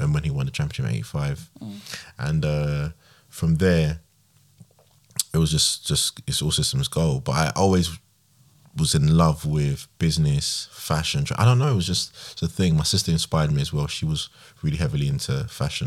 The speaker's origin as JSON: {"language": "English", "region": "London", "country": "United Kingdom", "tie": "born or raised there", "said": "I grew up in Tottenham"}